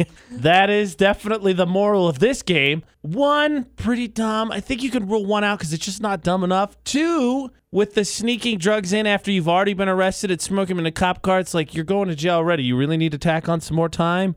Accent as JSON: {"language": "English", "region": "Midwest", "country": "United States", "said": "I'm from the Midwest"}